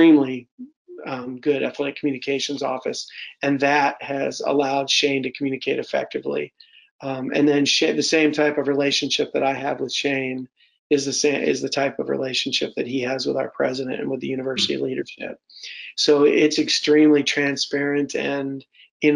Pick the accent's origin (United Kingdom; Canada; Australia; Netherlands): United Kingdom; now in Michigan, United States; being a Brit and having those ties